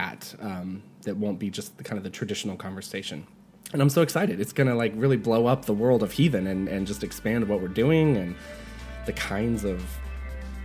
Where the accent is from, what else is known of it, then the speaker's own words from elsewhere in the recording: Asheville, North Carolina, United States; I'm from Western North Carolina. It's definitely the Bible Belt. I'm from Asheville.